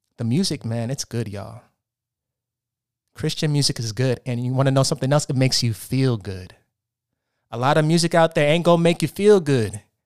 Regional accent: Portland, Oregon, United States; moved away as an adult; now in Los Angeles, United States; I'm from Portland, Oregon. I moved out to Los Angeles, California seven years ago to pursue acting.

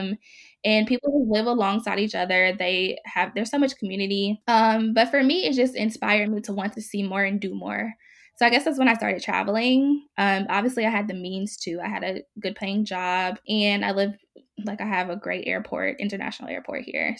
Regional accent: Mississippi, United States; now in Oakland, United States; I am currently based in Oakland, California, and I was born and raised in Mississippi.

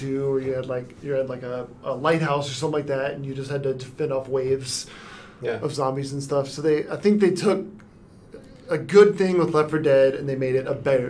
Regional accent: the South, United States; I'm from the South

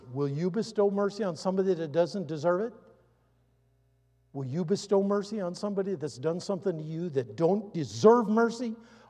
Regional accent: United States; I'm an American, been a soldier.

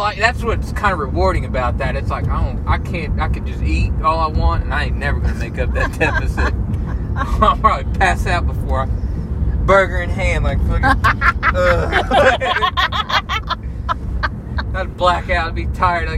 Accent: United States; as an American citizen

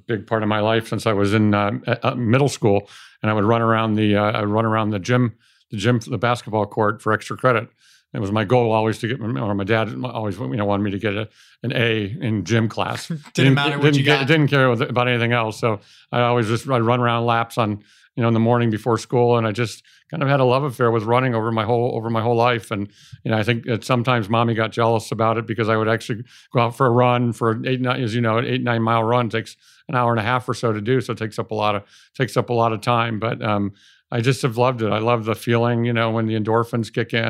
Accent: Cleveland, Ohio, United States; I mean, I drew a circle around a 300-mile radius of Cleveland thinking that I was going to find a business to buy in that circle, and I found one in Los Angeles

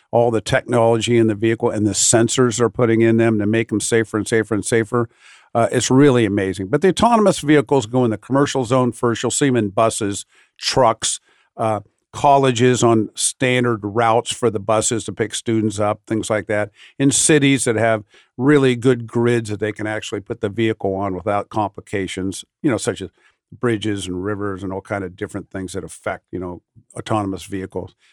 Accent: Ohio, United States; You drive down this turnpike down here. In I'm from Ohio.

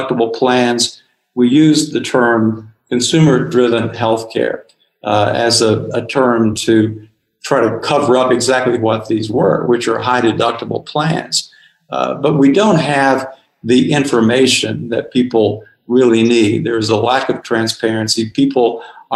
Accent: Tennessee, United States; moved away; where I grew up in Tennessee

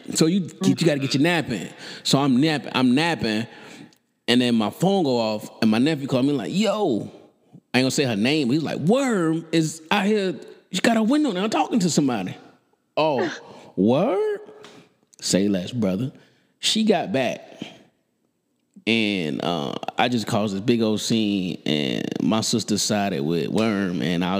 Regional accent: Florida, United States; I'm in my hometown of Florida

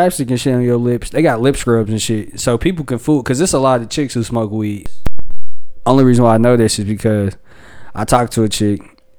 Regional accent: Charlotte, North Carolina, United States; Straight out of Charlotte, North Carolina. You know what I mean? I'm from Charlotte, North Carolina.

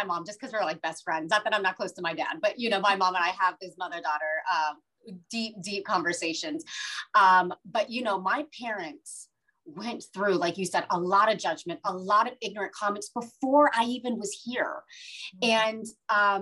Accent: Ohio, United States; born or raised there; also born or lived in India / Boston, United States

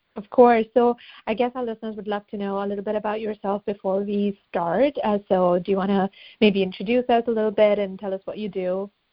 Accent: India; moved away; I grew up in India

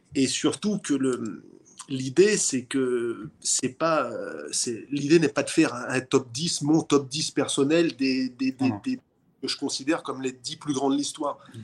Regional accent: Saint-Nazaire, Pays de la Loire, France; je suis né à Saint-Nazaire

